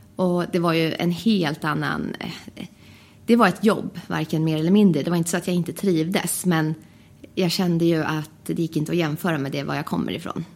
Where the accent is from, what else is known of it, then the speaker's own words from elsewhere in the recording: Västerås, Västmanland, Sweden; jag kommer från Västerås